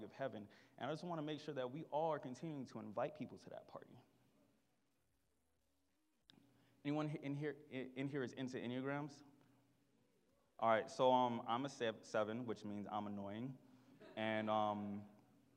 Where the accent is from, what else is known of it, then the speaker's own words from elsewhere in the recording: Miami, Florida, United States; I am from Miami. And if you know anything about Miami, we aren't nice to each other